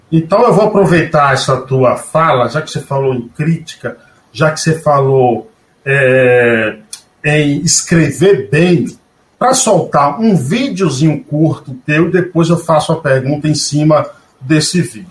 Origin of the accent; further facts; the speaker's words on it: Northeast Region, Brazil; como nordestino que sou